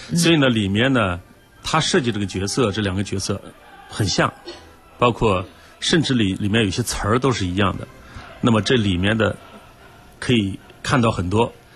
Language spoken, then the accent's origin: Chinese; China; 我们中国人